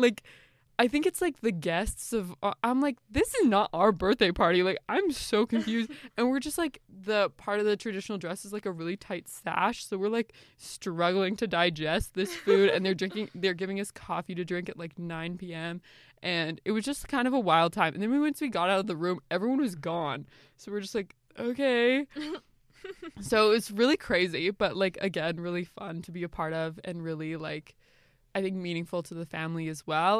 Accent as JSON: {"language": "English", "country": "Canada", "also_born_or_lived": "Guatemala", "said": "I'm like from Canada, like I'm just living here"}